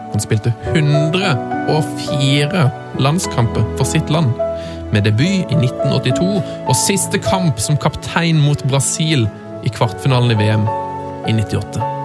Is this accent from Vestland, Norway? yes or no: no; Trondheim, Trøndelag, Norway; Ja, jeg er jo fra Trondheim, da!